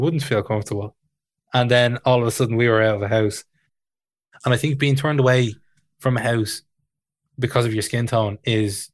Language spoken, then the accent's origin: English; Tallaght, Leinster, Ireland; Growing up in Tala